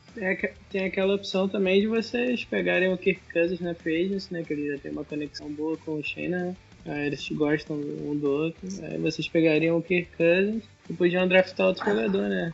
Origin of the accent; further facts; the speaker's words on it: São Gonçalo, Rio de Janeiro, Brazil; eu sou do Rio